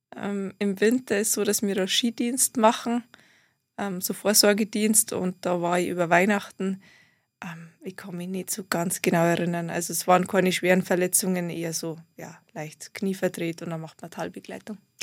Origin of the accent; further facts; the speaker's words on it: Garmisch-Partenkirchen, Bavaria, Germany; Ich komme aus Garmisch-Partenkirchen